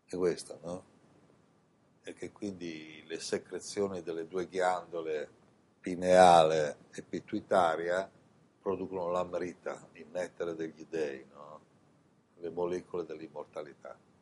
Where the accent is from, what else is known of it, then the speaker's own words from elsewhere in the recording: Italy; moved away as an adult; also born or lived in Milan / India; sono nato in Italia